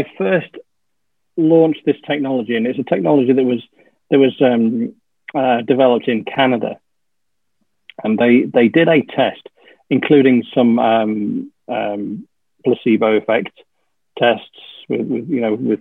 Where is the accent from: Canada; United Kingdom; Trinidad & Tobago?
United Kingdom; Yorkshire and the Humber; also born or lived in Yeovil; now in Bournemouth, United Kingdom; I'm a Yorkshireman